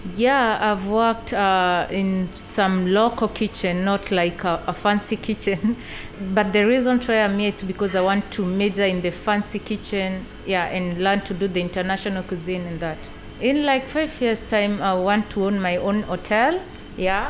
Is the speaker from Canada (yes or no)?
no; Kenya; moved away; I come from Kenya and I'm 28 years old.